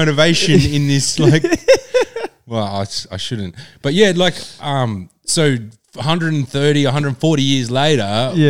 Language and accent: English; Australia; Aussie as you could be on paper sort of thing, but I don't feel an affiliation with 26th of January.